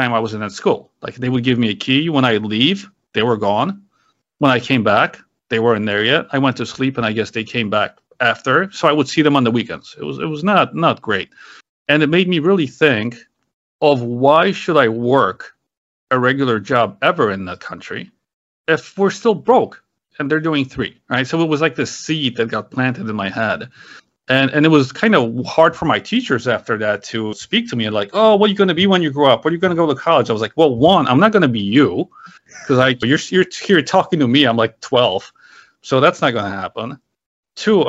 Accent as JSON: {"language": "English", "country": "Poland", "tie": "born or raised there", "moved": "yes", "said": "I was born in Poland. It was a communist country back then."}